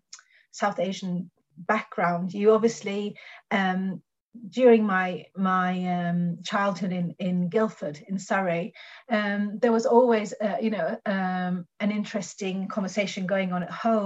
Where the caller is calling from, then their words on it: Norway; like I'm talking from Norway, and if you see the way Great Britain is covered in the Norwegian media